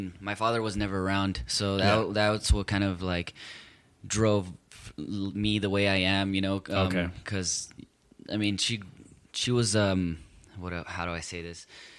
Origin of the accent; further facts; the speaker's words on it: Compton, California, United States; So, you know, obviously, that's why I say I'm from Compton.